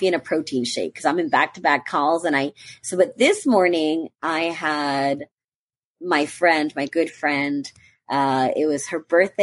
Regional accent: New York, United States; also born or lived in North Carolina; now in Florida, United States; I'm a New Yorker originally

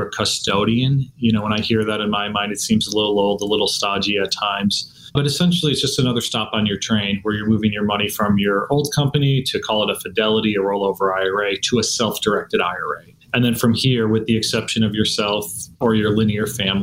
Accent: Scranton, Pennsylvania, United States; now in Texas, United States; I'm a simple kid growing up in Scranton, Pennsylvania

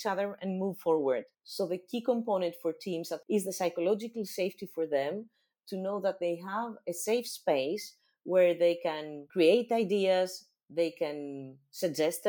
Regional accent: Greece; English is a second language; my home country

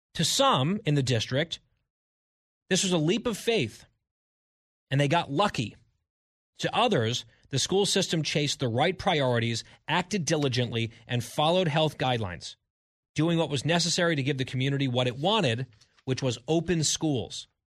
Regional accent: England, United Kingdom; I'm English

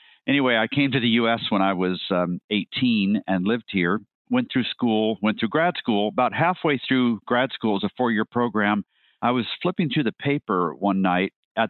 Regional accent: Guatemala; I should back up to say I grew up in Guatemala. My parents were medical missionaries, so we lived with this tribe of Mayan Indians.

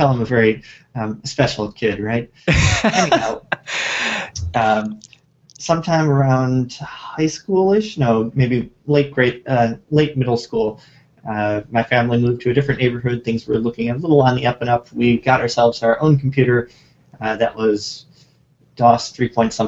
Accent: Chicago, Illinois, United States; moved away as an adult; now in Japan; I grew up in the general vicinity of Chicago in the United States

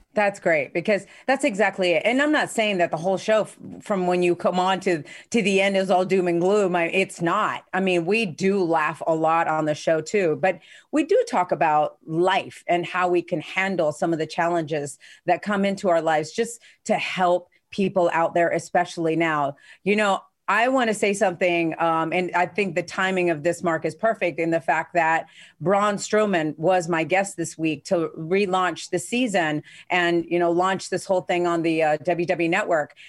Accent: Spain; moved away; I grew up in Spain

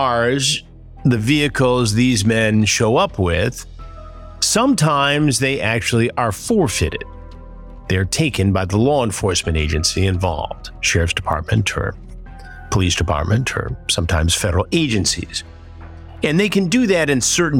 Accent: Detroit, Michigan, United States; moved away; the Detroit area is my hometown, I am there a lot

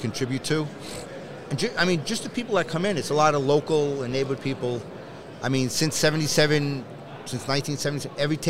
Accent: New York City, New York, United States; Born and raised in New York. What part? Queens.

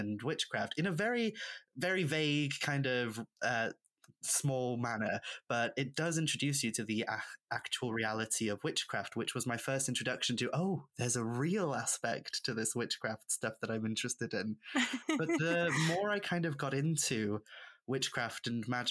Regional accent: Isle of Anglesey, North Wales, United Kingdom; first language Welsh; English is a second language; moved away as an adult; also born or lived in Manchester; now in Chester, United Kingdom; I'm originally from an island called Ynys Môn, the Isle of Anglesey in North Wales. I'm a first language Welsh speaker

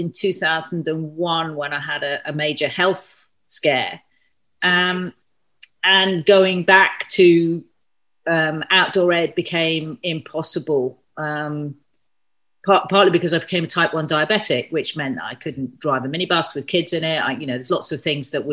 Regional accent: London, United Kingdom; moved away as an adult; now in Scottish Highlands, United Kingdom; I was born and raised in South London

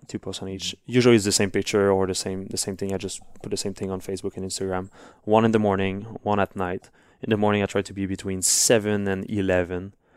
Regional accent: Montreal, Quebec, Canada; first language French; English is a second language; I was really bad in English first at school. We learned English, but I didn't really care because I was, like, in Montreal

